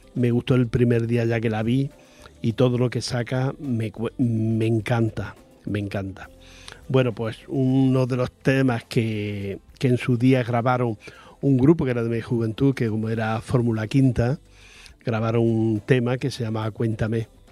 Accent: Andalusia, Spain; accent: Andalusian; moved away; Yo soy andaluz y hablo mm, andaluz, andaluz

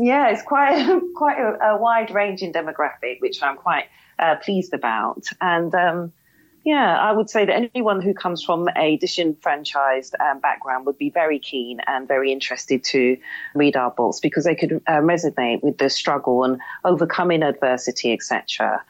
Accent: London, United Kingdom; also born or lived in Birmingham; we moved to London, and that's where my accent comes from, and that's where I was raised.

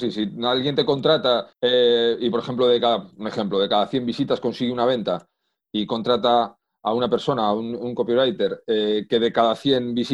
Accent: Madrid, Community of Madrid, Spain; born there; accent: Asturian; now in Asturias, Spain; Eh, nací en Madrid, he estado en muchísimos sitios, eh, aunque no me guste nada viajar, pero por, temas de la vida he estado en, en, bastantes sitios viviendo, pero yo nací en Madrid. Ahora llevo varios años ya en Asturias.

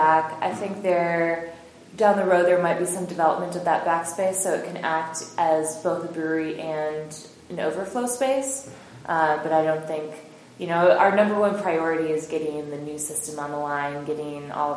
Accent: Wisconsin, United States; I'm from Wisconsin

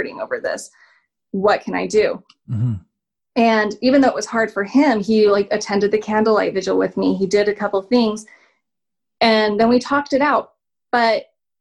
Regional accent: Salt Lake City, Utah, United States; I'm from Salt Lake.

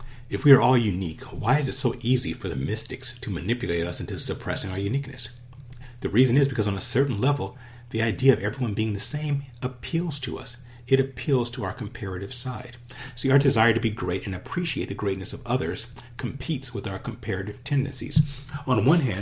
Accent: Los Angeles, California, United States; I grew up in Los Angeles

